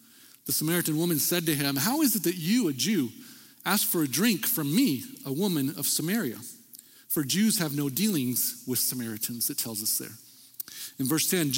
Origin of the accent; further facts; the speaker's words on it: El Paso, Texas, United States; growing up in El Paso, Texas